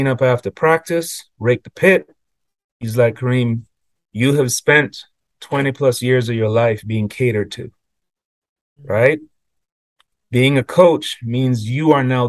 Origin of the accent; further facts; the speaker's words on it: Cayman Islands; moved away; when I grew up in Cayman, my family was a family of teachers